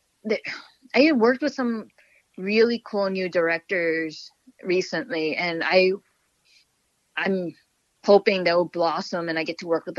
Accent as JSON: {"language": "English", "region": "New York", "country": "United States", "said": "I'm a New Yorker, so New York is always home for me"}